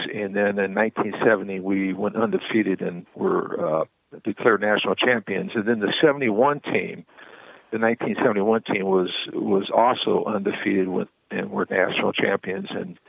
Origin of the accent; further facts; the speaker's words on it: California, United States; When I was growing up in Southern California, I was rather large as a youngster